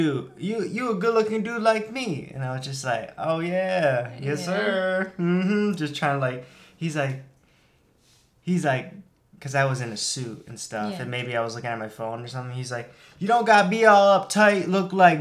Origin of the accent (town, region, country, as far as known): Michigan, United States